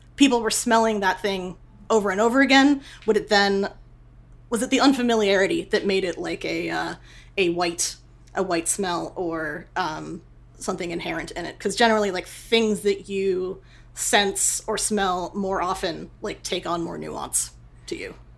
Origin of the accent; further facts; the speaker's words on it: Boston, Massachusetts, United States; moved away; also born or lived in New York / California; I'm a I'm a northeasterner. I grew up in Boston and then like moved to New York